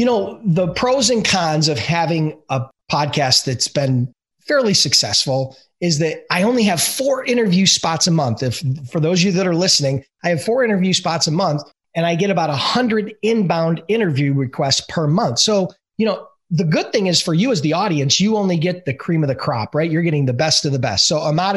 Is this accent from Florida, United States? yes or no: no; Buffalo, New York, United States; I'm from Buffalo.